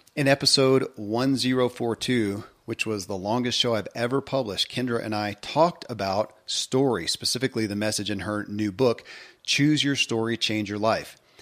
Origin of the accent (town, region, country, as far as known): Kentucky, United States; born or raised there